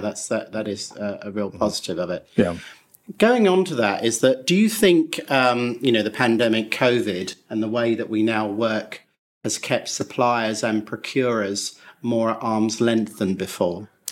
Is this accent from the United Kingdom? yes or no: yes; England, United Kingdom; I say that as an Englishman myself